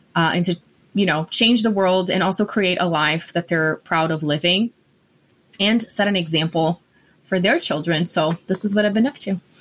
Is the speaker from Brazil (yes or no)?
yes; Brazil; English is a second language; moved away as an adult; also born or lived in Denver, Colorado; now in Colorado, United States; I am originally from Brazil, born and raised.